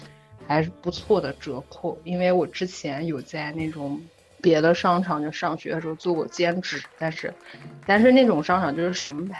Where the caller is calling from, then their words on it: Halifax, Nova Scotia, Canada; 我在那个加拿大的那个 Halifax，哈里法克斯